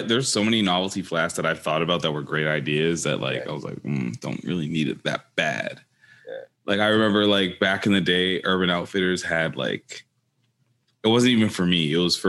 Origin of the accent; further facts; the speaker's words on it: Jamaica; Don't mind the Appleton. I'm Jamaican.